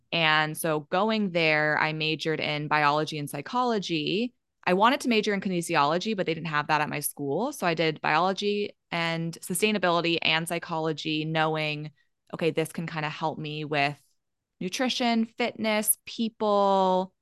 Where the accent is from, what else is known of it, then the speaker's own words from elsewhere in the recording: Maryland, United States; moved away; also born or lived in Colorado; I grew up in Maryland, so on the East Coast